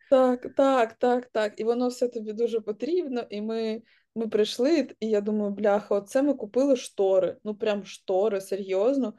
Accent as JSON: {"language": "Ukrainian", "town": "Kharkiv", "region": "Kharkiv Oblast", "country": "Ukraine", "also_born_or_lived": "Kyiv", "moved": "as an adult", "lives_now": "London, United Kingdom", "said": "я з Харкова"}